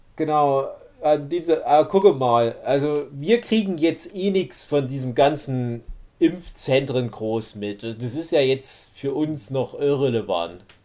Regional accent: Saxony, Germany; bei uns in Sachsen

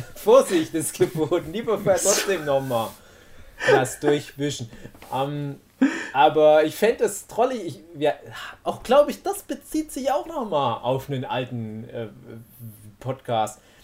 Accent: Erzgebirge, Saxony, Germany; bei uns im Erzgebirge

